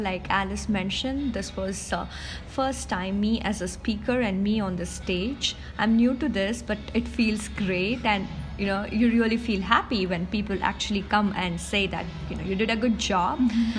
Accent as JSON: {"language": "English", "country": "India", "moved": "yes", "lives_now": "Georgia", "said": "I work in Georgia, but I'm basically from India. This is my first time in Sofia"}